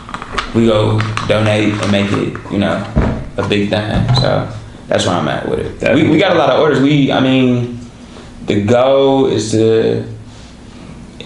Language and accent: English; Pontiac, Michigan, United States; I'm this kid from Pontiac, Michigan